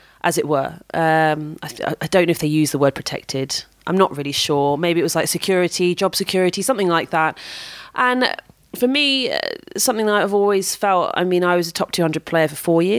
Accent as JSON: {"language": "English", "country": "United Kingdom", "said": "I'm British"}